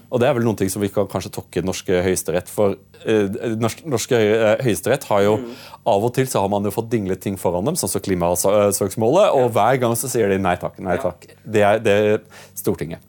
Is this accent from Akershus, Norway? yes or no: yes; Drøbak, Akershus, Norway; also born or lived in Åseral / United Kingdom; jeg, vokste opp i Drøbak